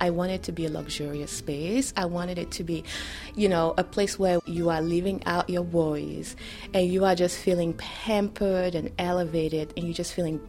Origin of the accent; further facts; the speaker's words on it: Benin; first language French; English is a second language; also born or lived in Nantes, France; now in United States; I am originally from Benin, West Africa, and Benin was colonized by French. So French is my first language. I grew up speaking French. I was also raised in France, in Nantes. That's where my family is.